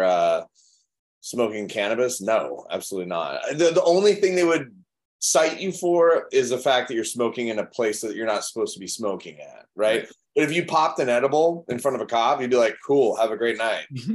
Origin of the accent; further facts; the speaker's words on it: Chicago, Illinois, United States; I grew up in Chicago